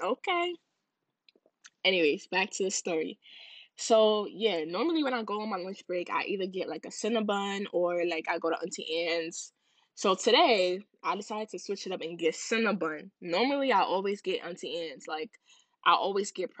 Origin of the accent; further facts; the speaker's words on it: Ghana; I'm Ghanaian.